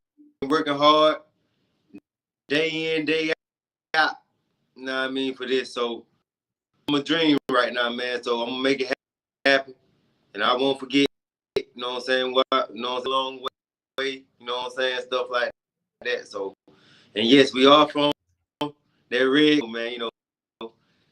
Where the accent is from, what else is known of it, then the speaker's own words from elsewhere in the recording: Perry, Georgia, United States; I was born and raised up I was raised up in Perry, Georgia